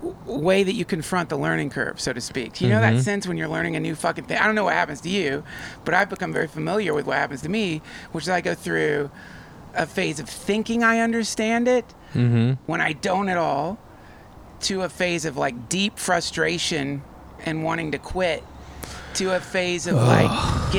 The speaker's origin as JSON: {"language": "English", "region": "North Carolina", "country": "United States", "tie": "born or raised there", "also_born_or_lived": "all over", "said": "North Carolina and all over, basically. But North Carolina."}